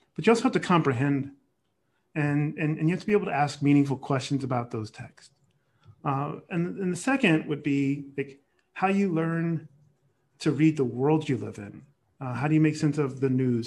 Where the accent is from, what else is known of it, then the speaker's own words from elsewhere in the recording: San Jose, California, United States; I grew up in the Bay Area